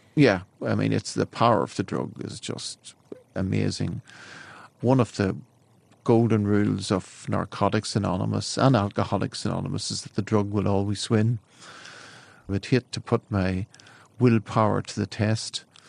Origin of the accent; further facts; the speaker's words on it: County Down, Northern Ireland, United Kingdom; I'm from West River in County Down in Ireland.